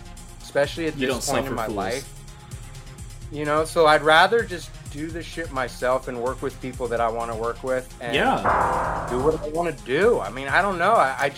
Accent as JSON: {"language": "English", "region": "New York", "country": "United States", "moved": "yes", "said": "I'm originally from New York. My dad's from New York. He used to take me to Manhattan in the 90s"}